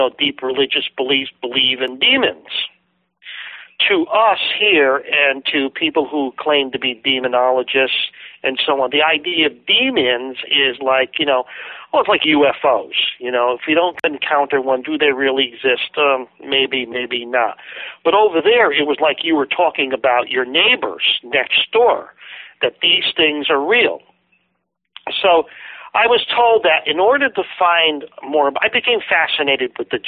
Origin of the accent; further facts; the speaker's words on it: United States; I'm from the United States